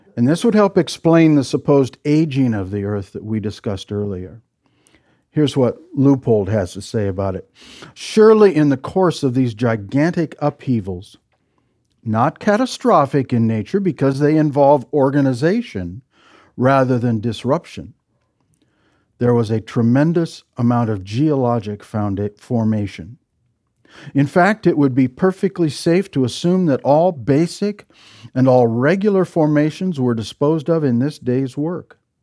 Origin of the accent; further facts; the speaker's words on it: Midwest, United States; I'm from the Midwest